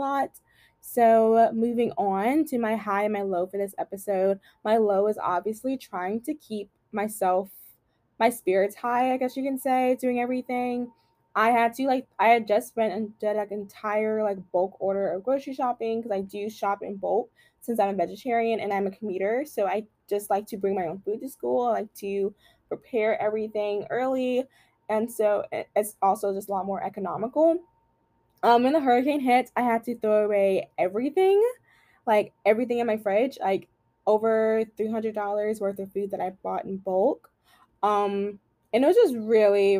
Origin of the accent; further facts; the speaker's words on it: Louisiana, United States; I am from Louisiana